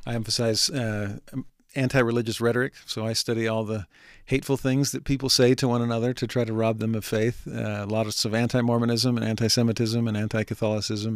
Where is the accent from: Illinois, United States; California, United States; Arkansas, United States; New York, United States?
California, United States; Southern; moved away as an adult; also born or lived in San Diego / Texas / Los Angeles; now in Utah, United States; I grew up in Southern California, uh, born in the San Diego area, and then spent seven years in Texas, and then spent most of my teenage years in Los Angeles